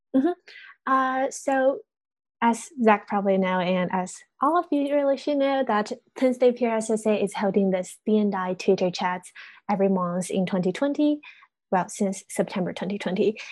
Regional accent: China; English is a second language; moved away as an adult; now in United States; I'm always back in China

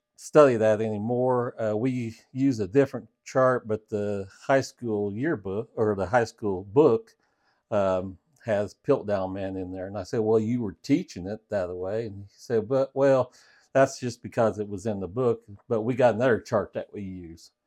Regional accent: Parkersburg, Illinois, United States; I grew up in Parkersburg, Illinois

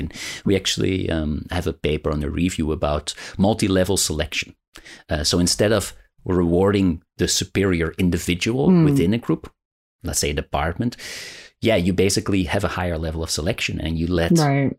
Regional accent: Rotterdam, South Holland, Netherlands; Rotterdam here, my hometown

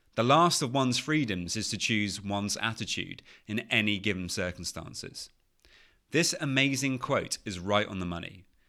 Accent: United Kingdom; accent: British; as you can probably tell from my British accent, I'm from the U K.

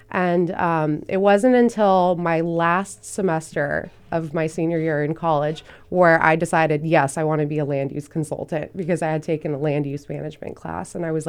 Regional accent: Thousand Oaks, California, United States; also born or lived in Van Nuys; now in Ventura, United States; So I was born in Van Nuys, moved around a lot. I ended up in Thousand Oaks, spent probably over a decade there. And then I came to Ventura about 5 years ago.

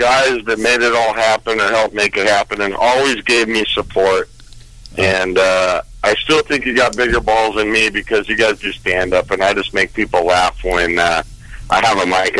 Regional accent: Southern California, United States; growing up in SoCal.

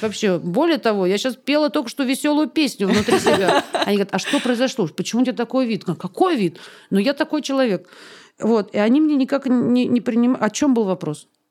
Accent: Barnaul, Altai Krai, Russia; now in Moscow, Russia; тебе же возвращаться в Барнаул еще

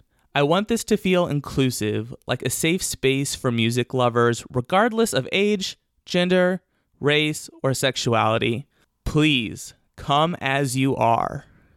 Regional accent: Elkhart, Indiana, United States; born there; also born or lived in Yorktown, Virginia / Newport News, Virginia / Bloomington, Indiana / New York City; I was born in Elkhart, Indiana. That's a small town outside of Chicago, just over the Indiana state line.

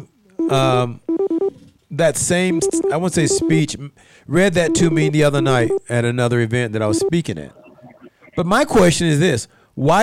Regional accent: North Carolina, United States; now in Utah, United States; I'm from North Carolina

